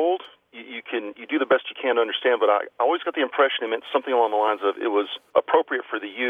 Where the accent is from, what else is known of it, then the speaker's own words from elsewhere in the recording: Deep South, United States; now in Copper Canyon, United States; When I was a young person growing up in the Deep South